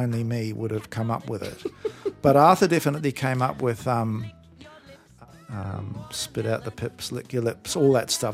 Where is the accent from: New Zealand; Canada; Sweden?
New Zealand; now in Australia; I grew up in New Zealand